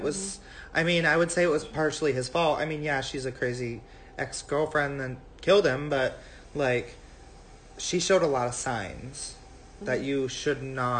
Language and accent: English; Mesa, Arizona, United States; Yeah, because this is mine and Grace's hometown.